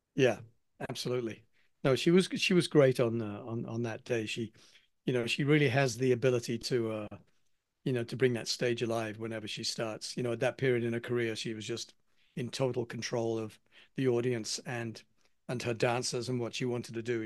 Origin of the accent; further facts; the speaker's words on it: England, United Kingdom; accent: English; now in United States; being an Englishman